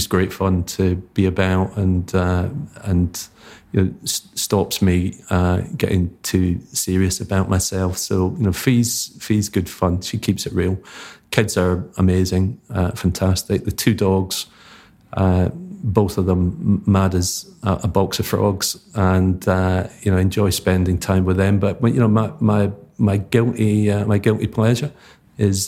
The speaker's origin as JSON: {"language": "English", "town": "Paisley", "region": "Scotland", "country": "United Kingdom", "tie": "born or raised there", "also_born_or_lived": "Harrogate", "moved": "yes", "said": "St Mirren, my hometown team"}